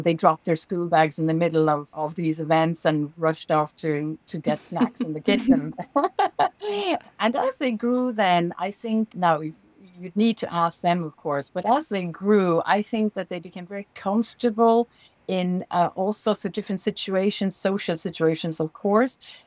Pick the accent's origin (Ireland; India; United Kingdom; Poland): Ireland; Dublin, Leinster; moved away as an adult; also born or lived in China / New York; I grew up in Dublin, in Ireland